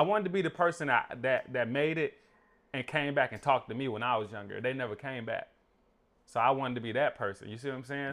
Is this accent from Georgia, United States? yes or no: yes; Burdett, Georgia, United States; I grew up in Burdett